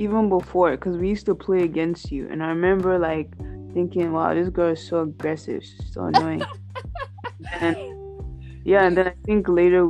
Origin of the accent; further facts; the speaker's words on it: Ghana; moved away as an adult; now in United States; I'm from Ghana. I was born and raised there. I came to the States in 2016 to attend college.